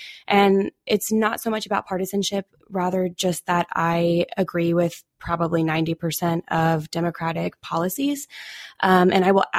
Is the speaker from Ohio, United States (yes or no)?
yes; Cincinnati, Ohio, United States; I'm 22, and I'm from Cincinnati, Ohio.